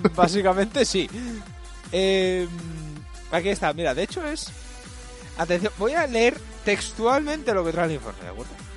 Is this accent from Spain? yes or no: yes; Spain; yo soy español, ahora me vuelvo mi puto país